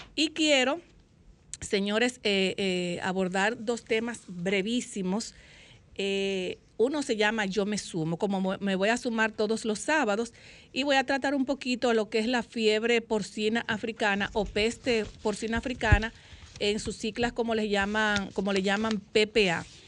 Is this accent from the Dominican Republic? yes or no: yes; Dominican Republic; somos los dominicanos